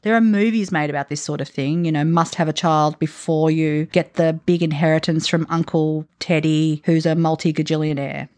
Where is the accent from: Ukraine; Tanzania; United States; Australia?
Australia; also born or lived in Italy; We're two Australian women